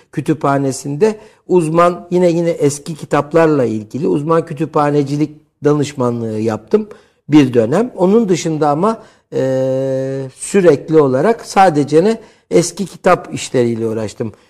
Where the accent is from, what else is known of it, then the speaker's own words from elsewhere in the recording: Istanbul, Turkey; Yetmişli yıllarda İstanbul Cerrahpaşa doğumluyum ki Cerrahpaşalılığı, e, özellikle, e, vurgularım.